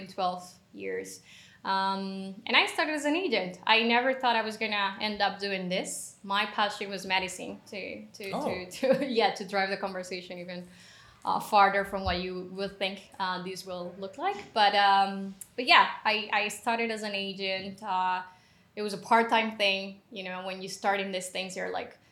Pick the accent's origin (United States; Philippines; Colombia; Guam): Colombia; I am originally from Colombia, currently in Colombia